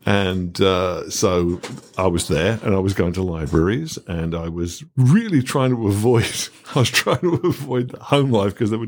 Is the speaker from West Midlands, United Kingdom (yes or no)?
yes; Birmingham, West Midlands, United Kingdom; And that's what it's like growing up in Birmingham. One of my favorite things about Birmingham, as I mentioned, was its, you know, multiculturalism.